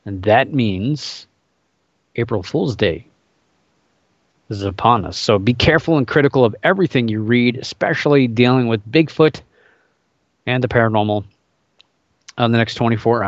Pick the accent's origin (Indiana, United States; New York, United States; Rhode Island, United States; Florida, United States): Indiana, United States; I grew up in Indiana, so I was born in Indiana